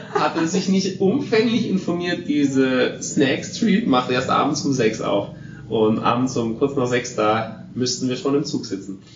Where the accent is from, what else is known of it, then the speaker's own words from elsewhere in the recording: Germany; Aber als Deutscher